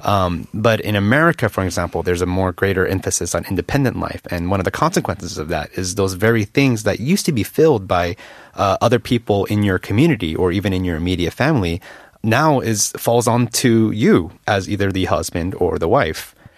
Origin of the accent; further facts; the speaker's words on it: United States; moved away as an adult; now in Korea; I, as an American